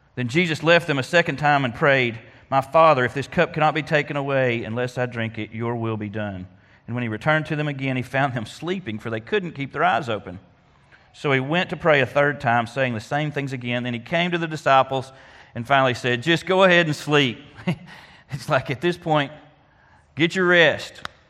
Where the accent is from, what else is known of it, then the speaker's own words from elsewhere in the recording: Faulkner County, Arkansas, United States; being a Faulkner County native myself